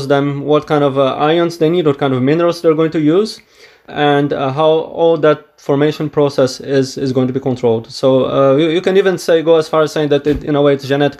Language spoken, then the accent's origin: English; Brazil; now in Edinburgh, United Kingdom; I am originally from Brazil